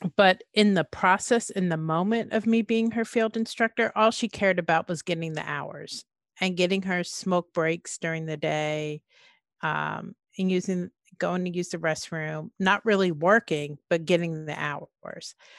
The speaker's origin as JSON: {"language": "English", "town": "Oakland", "region": "California", "country": "United States", "tie": "born or raised there", "also_born_or_lived": "East Orange, New Jersey / Nashville, Tennessee", "said": "moved to California to the Bay Area, to Oakland, um, and finished elementary school, junior high back then, and high school in the Bay Area."}